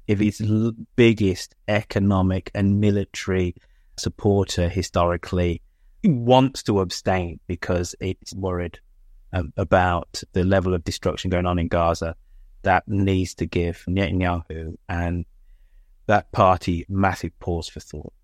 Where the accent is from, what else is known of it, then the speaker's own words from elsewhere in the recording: United Kingdom; I'm British